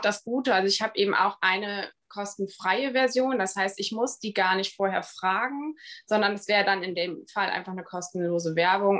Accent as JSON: {"language": "German", "region": "Bremen", "country": "Germany", "moved": "yes", "said": "ich komme ursprünglich aus Bremen."}